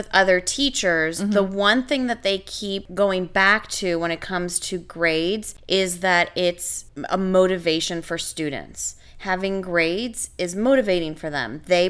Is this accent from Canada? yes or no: yes; Canada; moved away as an adult; now in United States; I came from Canada, and in Canada, an 80 and above is an A.